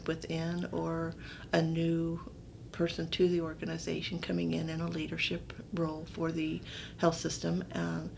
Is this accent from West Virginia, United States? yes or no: yes; West Virginia, United States; also born or lived in Delaware, Ohio; we're from West Virginia, so we moved out of state to Delaware, Ohio